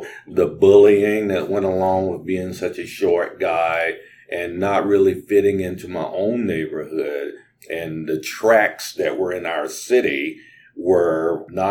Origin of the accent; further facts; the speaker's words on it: North Carolina, United States; I was born in North Carolina, and people think of North Carolina as the Southeast now. But when I was there, it was just the South. And my schools didn't integrate until I was in the eighth grade